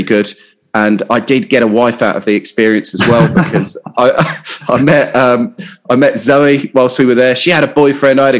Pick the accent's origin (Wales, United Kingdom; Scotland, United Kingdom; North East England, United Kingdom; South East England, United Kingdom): South East England, United Kingdom; Hampshire; moved away as an adult; also born or lived in Portsmouth / Southampton / London / Australia; I grew up in Hampshire, sunny Hampshire.